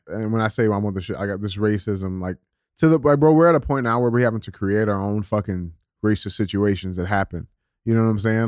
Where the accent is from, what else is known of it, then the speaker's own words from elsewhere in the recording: St. Louis, Missouri, United States; I'm a twenty-six-year-old black dude, and born and raised in Saint Louis, Missouri